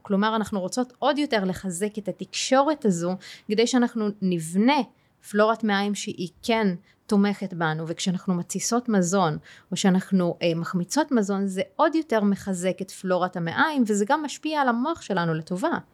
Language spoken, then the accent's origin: Hebrew; Tayibe, Central District, Israel; גדלתי בטייבה. אה. אה כן, אני ערבייה ואני מוסלמית